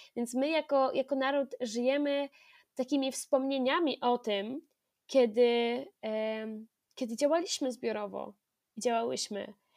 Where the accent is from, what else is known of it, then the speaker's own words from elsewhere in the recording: near Bydgoszcz, Kuyavian-Pomeranian Voivodeship, Poland; skąd pochodzę, spod Bydgoszczy